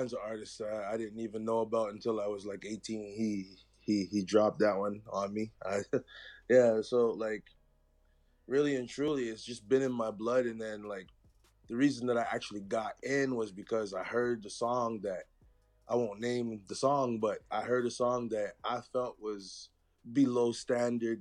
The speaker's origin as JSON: {"language": "English", "town": "Ottawa", "region": "Ontario", "country": "Canada", "said": "I hail from Ottawa, Ontario. First generation from Canada"}